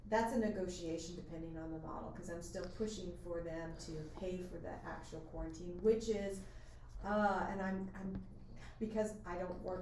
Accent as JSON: {"language": "English", "country": "Canada", "said": "remember I'm Canadian, so that's why I say North America."}